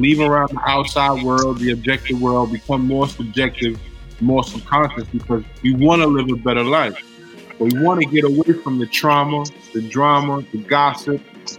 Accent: New York, United States; I'm from New York

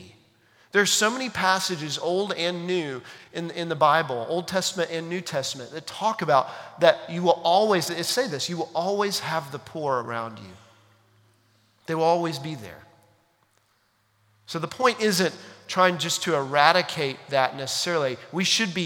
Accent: United States; we as American 21st century Christians

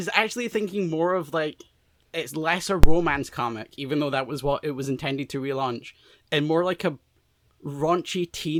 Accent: Scotland, United Kingdom; I am Scottish

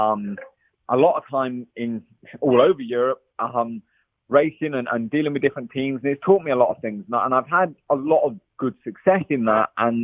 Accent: England, United Kingdom; now in California, United States; I'm English

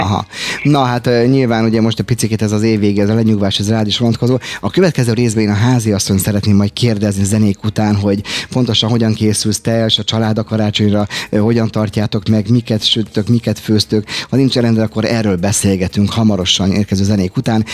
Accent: Budapest, Hungary; Én angyalföldi gyerek vagyok originálisan 1970 óta, ugye ott a Dagály és a környékén éltem az életet

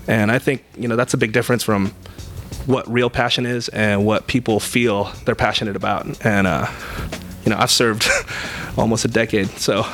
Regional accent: Bay Area, California, United States; we're both from the Bay Area

